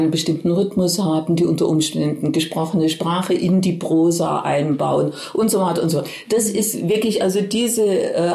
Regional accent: Oberkirch, Baden-Württemberg, Germany; denn ich stamme aus der Ortenau, aus Oberkirch und da blickt man in die Rheinebene auf Straßburg

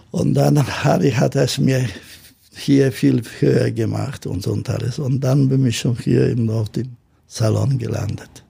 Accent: Gdansk, Pomeranian Voivodeship, Poland; German is a second language; now in Hamburg, Germany; Nein, ich komme aus Danzig. Und dann mein erster Schritt nach Deutschland, wo ich bin, ich erste gelandet in Bonn.

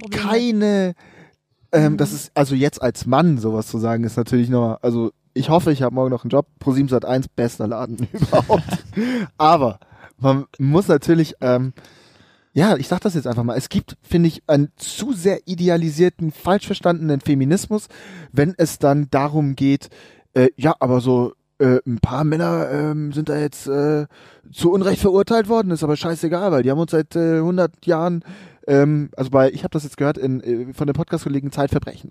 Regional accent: Munich, Bavaria, Germany; als Münchner

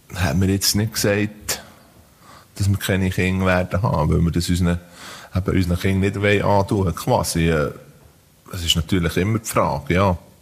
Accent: Diesbach, Switzerland; ich bin eben in Diesbach aufgewachsen, in einem Bauerndorf.

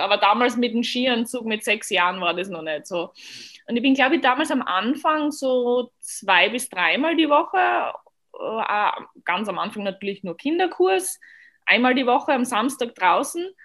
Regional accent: Austria; Und ich komme aus Österreich

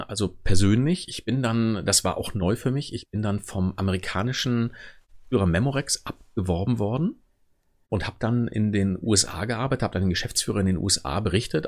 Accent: Wermelskirchen, North Rhine-Westphalia, Germany; Ich komme tatsächlich gebürtig aus dem Norden von Köln, im Bergischen Land. Da ist Wermelskirchen versteckt an der A1

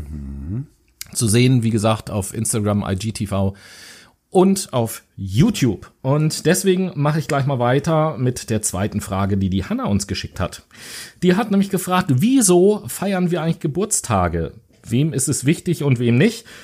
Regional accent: Germany

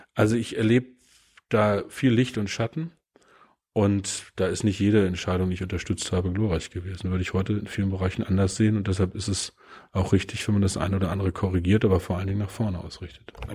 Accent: Peine, Lower Saxony, Germany; Ich war Schülervertreter in meiner Heimatstadt Niedersachsen in Peine.

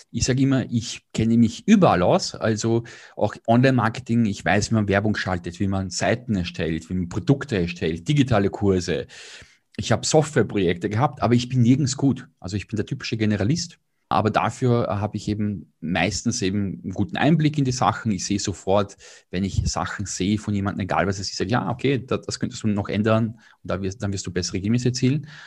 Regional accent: Vienna, Austria; Ich bin Wiener, äh, habe bis vor drei Jahren dort gelebt

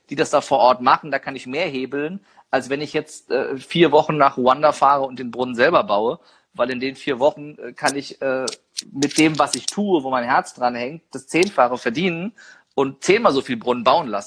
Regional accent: Niedernhausen, Hesse, Germany; da bin ich übrigens aufgewachsen in Niedernhausen.

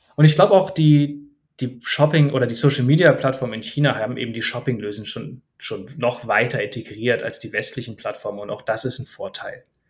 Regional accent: Germany; bei uns in Deutschland

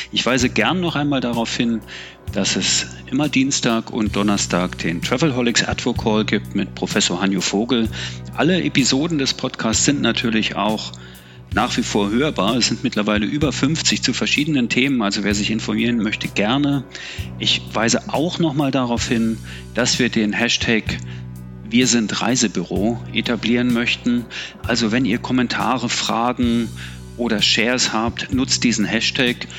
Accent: Berlin, Germany; ich bin hier in Ostberlin aufgewachsen, habe den Mauerfall erlebt äh, in, am Ende meiner Jugend sozusagen

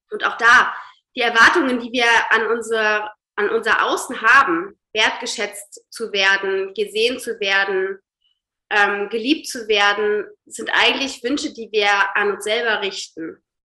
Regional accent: Hamburg, Germany; Ich komme aus Hamburg, arbeite als systemischer Coach

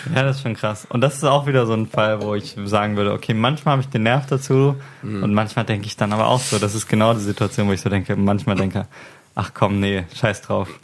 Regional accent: Hamburg, Germany; ich komme aus Hamburg

